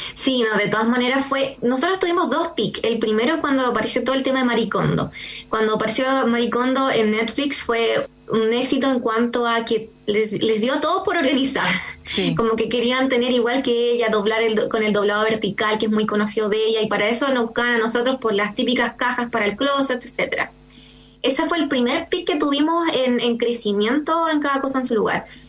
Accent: San Antonio, Valparaíso, Chile; moved away; also born or lived in Santiago; nosotros partimos en Santiago y no somos de Santiago, somos de región. Yo soy San Antonio

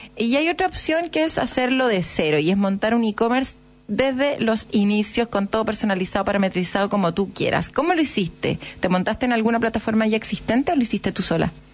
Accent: Chile; somos los chilenos

